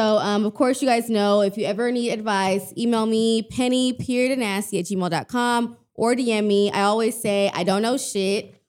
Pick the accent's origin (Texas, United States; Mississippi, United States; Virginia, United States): Texas, United States; I'm, I'm from Texas